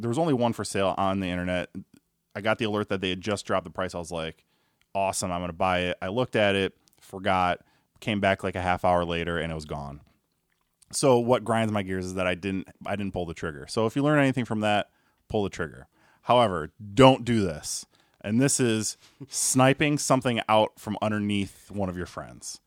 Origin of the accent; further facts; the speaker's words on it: Chicago, Illinois, United States; I grew up on the South Side of Chicago